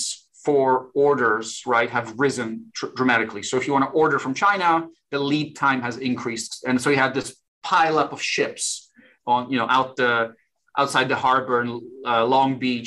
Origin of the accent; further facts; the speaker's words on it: Warsaw, Masovian Voivodeship, Poland; moved away; I'm originally from Warsaw, Poland.